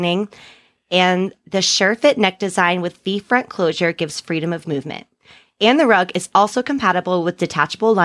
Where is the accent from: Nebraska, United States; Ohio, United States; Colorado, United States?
Ohio, United States; I'm from Ohio